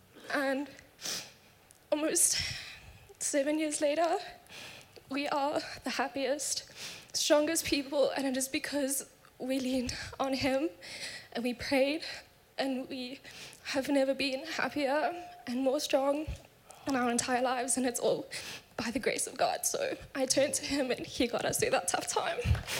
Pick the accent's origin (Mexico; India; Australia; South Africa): South Africa; I'm from South Africa